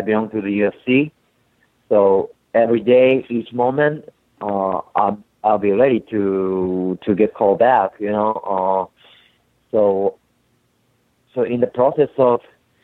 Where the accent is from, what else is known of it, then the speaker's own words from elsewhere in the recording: Tokyo, Japan; English is a second language; now in Boston, United States; I'm from Tokyo, Japan